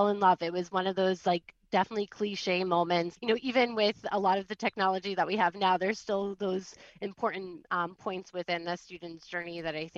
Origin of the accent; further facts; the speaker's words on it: East Coast, United States; I grew up in the East Coast